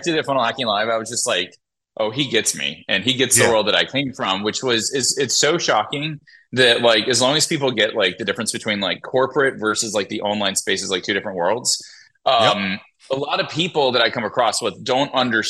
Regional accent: Montgomery, Alabama, United States; moved away; I was born and raised in Montgomery, Alabama

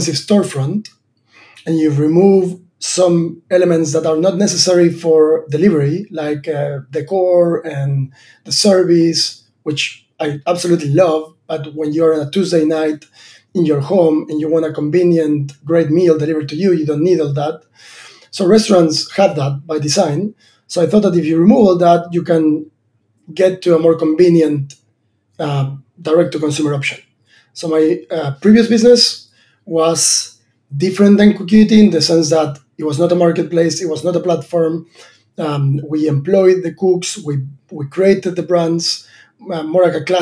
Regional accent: Argentina; moved away as an adult; I was born in Argentina and a farm. My dad is a farmer

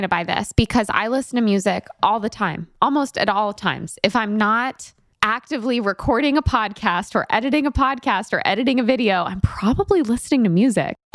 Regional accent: New York City, New York, United States; Yeah, I was raised

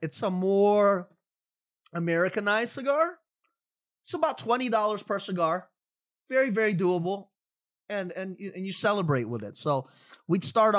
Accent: Florida, United States; I'm from Florida.

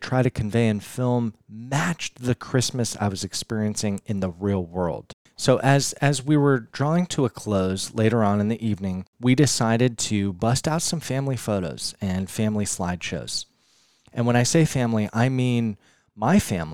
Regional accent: Denver, Colorado, United States; I'm in my hometown of Denver, Colorado

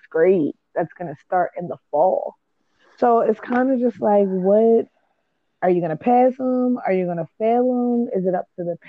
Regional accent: Baltimore, Maryland, United States; I'm from Baltimore.

